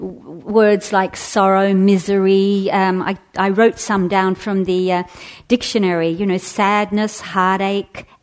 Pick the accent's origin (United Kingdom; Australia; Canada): Australia; moved away as an adult; now in San Francisco, United States; I was living in Australia. I'm Australian.